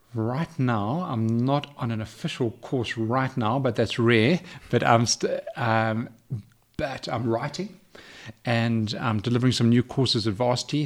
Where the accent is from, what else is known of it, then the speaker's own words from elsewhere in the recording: Johannesburg, Gauteng, South Africa; also born or lived in London; I was raised in, in Johannesburg.